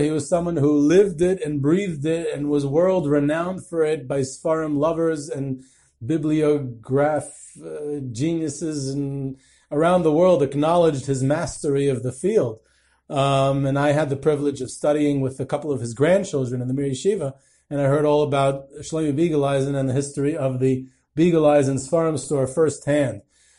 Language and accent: English; Monsey, New York, United States; I grew up in Muncie